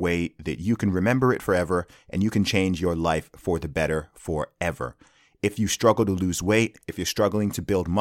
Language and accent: English; Saudi Arabia; I grew up in Saudi Arabia